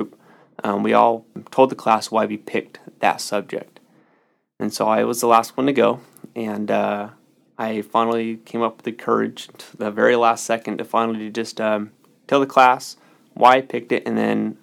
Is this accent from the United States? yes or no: yes; Solano County, California, United States; I grew up in Solano County, very sheltered to Solano County